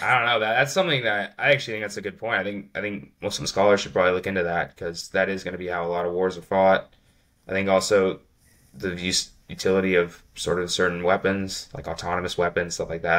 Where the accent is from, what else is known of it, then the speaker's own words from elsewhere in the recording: United States; I'm an American